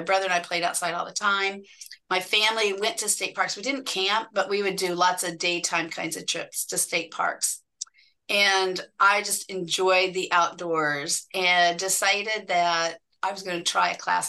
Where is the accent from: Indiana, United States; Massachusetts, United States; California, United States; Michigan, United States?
Indiana, United States; Indianapolis; I grew up and just outside of Indianapolis, Indiana